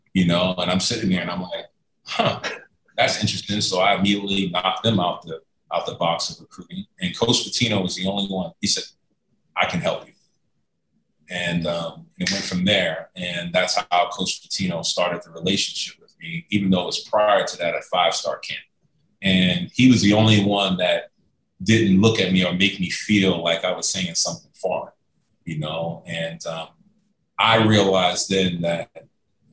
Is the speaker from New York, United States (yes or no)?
yes; New York City, New York, United States; moved away as an adult; also born or lived in Lexington, Kentucky; growing up in New York City, growing up in Harlem